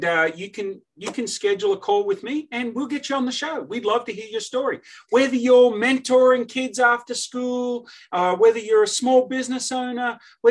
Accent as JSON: {"language": "English", "town": "Sydney", "region": "New South Wales", "country": "Australia", "tie": "born or raised there", "moved": "yes", "lives_now": "United States", "said": "I grew up in Sydney, Australia"}